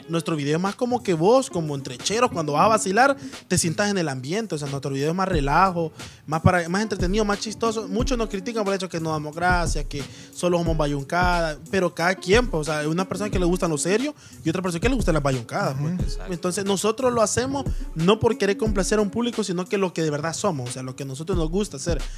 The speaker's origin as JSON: {"language": "Spanish", "town": "Soyapango", "region": "San Salvador", "country": "El Salvador", "said": "como bichos de allá de soya"}